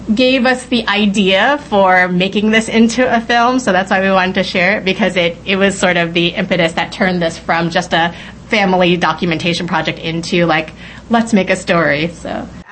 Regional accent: New York City, New York, United States; first language English; I was raised American, growing up in the Bronx, speaking only English

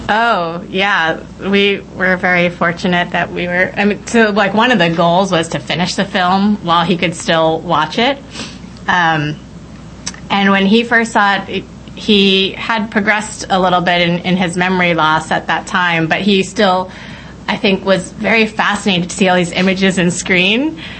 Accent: New York City, New York, United States; first language English; I was raised American, growing up in the Bronx, speaking only English

